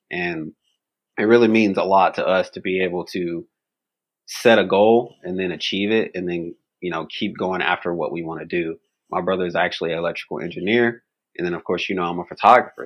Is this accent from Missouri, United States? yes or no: no; Bowling Green, Kentucky, United States; where I grew up in Bowling Green, Kentucky